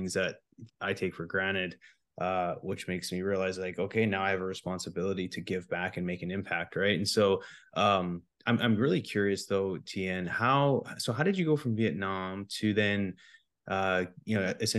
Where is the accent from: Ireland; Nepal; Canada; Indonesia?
Canada; born there; You know, I was born in Canada. The house was always warm in the winter and the house was cool in the summer because it never really got that hot.